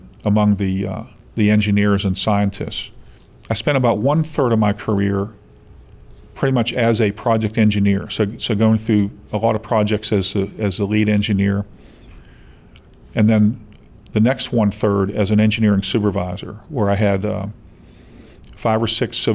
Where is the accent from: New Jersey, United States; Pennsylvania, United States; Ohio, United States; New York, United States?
Pennsylvania, United States; Pittsburgh; moved away as an adult; My hometown is in the Pittsburgh area in Pennsylvania